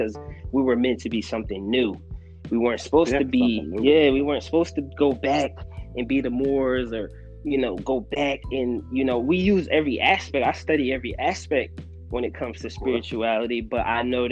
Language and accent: English; United States; us being American black